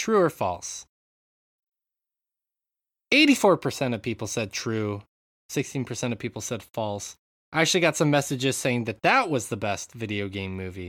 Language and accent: English; United States; I'm an American. We don't find those people that often in the U.S.